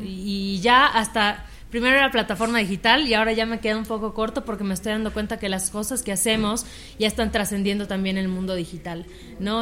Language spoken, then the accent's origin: Spanish; Mérida, Yucatán, Mexico; yo también estudié comunicación, también soy de Mérida